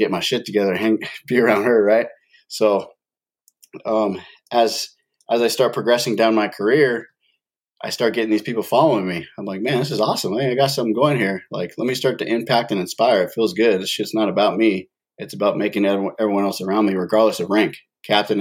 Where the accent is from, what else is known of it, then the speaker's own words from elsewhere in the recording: San Diego County, California, United States; I grew up in San Diego County, born and raised over on the West Coast